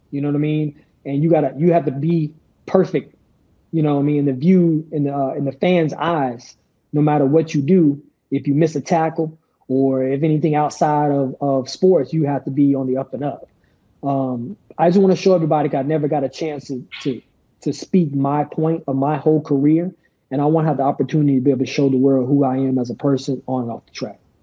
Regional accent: United States; as American athletes who represent the United States of America

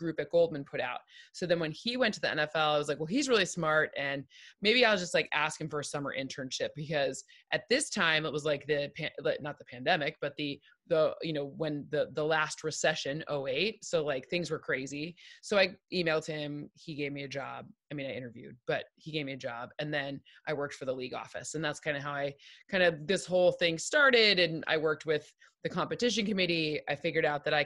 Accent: East Lansing, Michigan, United States; moved away as an adult; also born or lived in Boston / Chicago; I grew up in East Lansing, Michigan

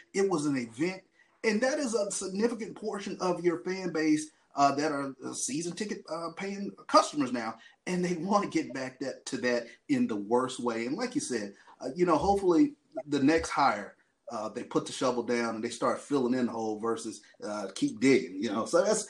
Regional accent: Jackson, Mississippi, United States; Chris, you and I, we grew up in Jackson.

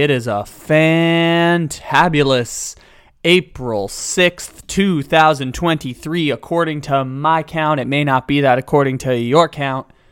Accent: Sacramento, California, United States; my hometown, the team I cover, the Sacramento Kings

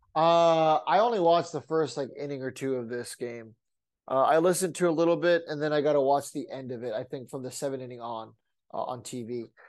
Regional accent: San Diego, California, United States; growing up in San Diego, we only got Padres games

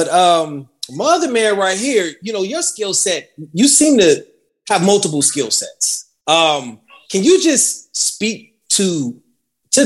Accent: Carson, California, United States; moved away as an adult; growing up in Carson, which is a really multicultural city

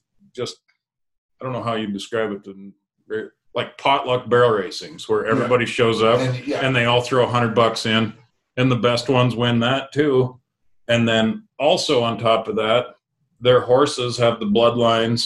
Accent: Jordan, Montana, United States; I'm from Eastern Montana. We're isolated as hell.

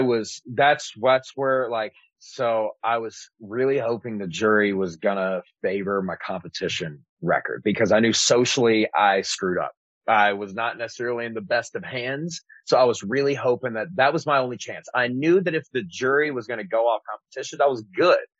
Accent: Antioch, California, United States; the only white kid growing up in Antioch

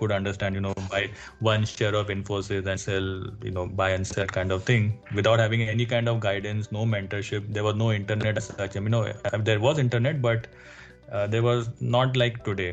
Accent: Mumbai, Maharashtra, India; I've actually born and brought up in Mumbai.

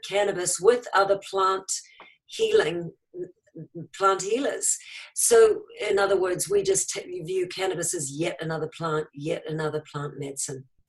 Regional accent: New Zealand; now in United States; New Zealand originally.

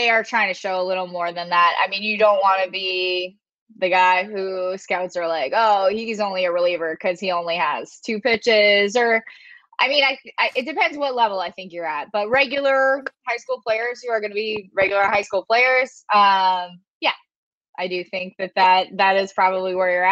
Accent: London, Ontario, Canada; I'm from London, Ontario, Canada

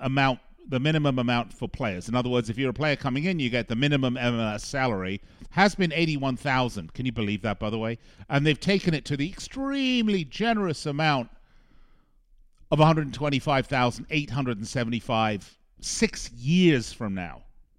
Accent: England, United Kingdom; born there; Well, first of all, I was born in England, so I'm entitled to be a bit of a Euro snob when it comes to my sport.

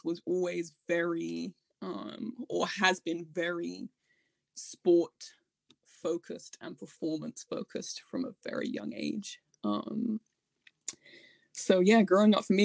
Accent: Hertfordshire, East of England, United Kingdom; I was born in just outside London in Hertfordshire in England.

